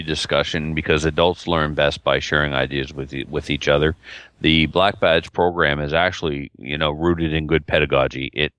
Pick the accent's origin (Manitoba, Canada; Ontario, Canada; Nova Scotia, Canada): Nova Scotia, Canada; now in British Columbia, Canada; if my black badge was taught to me in Nova Scotia, and I'm from Nova Scotia, and I moved to BC, I'm allowed to shoot there.